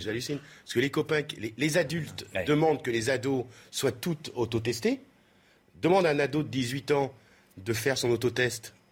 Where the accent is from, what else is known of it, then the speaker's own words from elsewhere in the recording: Marseille, Provence-Alpes-Côte d'Azur, France; je viens de Marseille